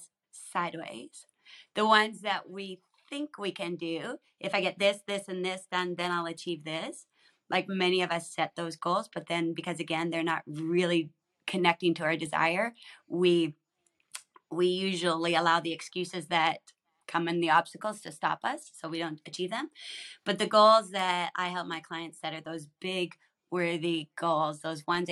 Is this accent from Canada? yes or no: yes; Saskatchewan, Canada; I grew up in Saskatchewan, so kind of above you